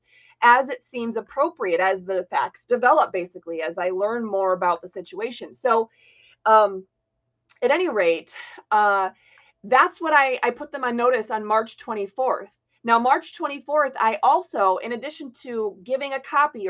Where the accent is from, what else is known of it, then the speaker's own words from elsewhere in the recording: Florida, United States; also born or lived in Hancock, Michigan; I grew up in Florida